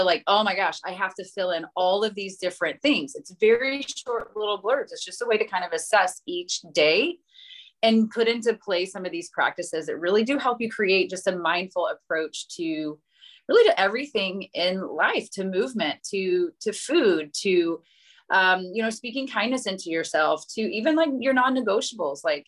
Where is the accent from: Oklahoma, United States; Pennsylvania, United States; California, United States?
Oklahoma, United States; moved away as an adult; we're from Oklahoma originally